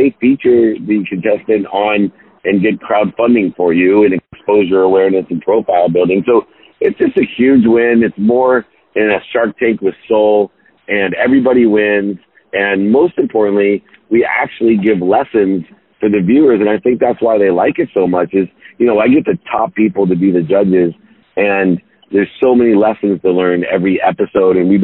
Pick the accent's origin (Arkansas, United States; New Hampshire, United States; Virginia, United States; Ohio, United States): Ohio, United States; Akron; moved away; I grew up in Akron, Ohio, a single mom, not connected